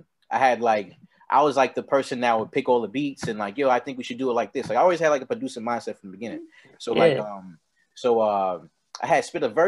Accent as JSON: {"language": "English", "town": "New York City", "region": "New York", "country": "United States", "tie": "born or raised there", "said": "I am from New York, Queens, New York, to be exact. I grew up in Briarwood, the Briarwood area of Queens"}